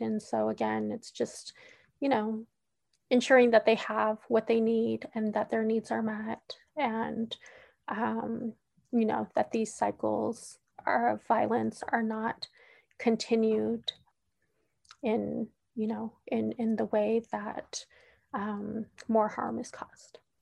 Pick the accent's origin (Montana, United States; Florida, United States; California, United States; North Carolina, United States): California, United States; Oakland; I was born and raised in Oakland, California